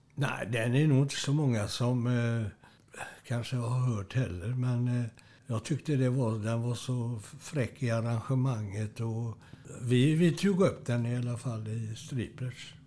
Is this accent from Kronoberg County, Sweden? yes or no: no; Gothenburg, Västra Götaland, Sweden; now in Kungälv, Sweden; jag är uppväxt i Göteborg, Strömmersberg, i de östra stadsdelarna